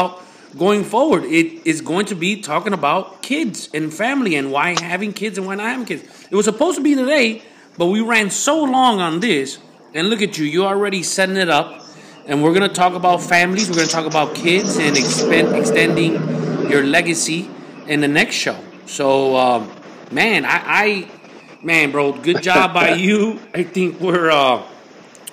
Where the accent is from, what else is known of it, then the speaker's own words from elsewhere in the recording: United States; I'm American